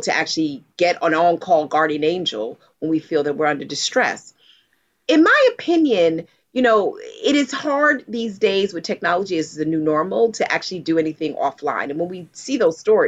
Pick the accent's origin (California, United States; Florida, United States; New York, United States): New York, United States; I grew up in New York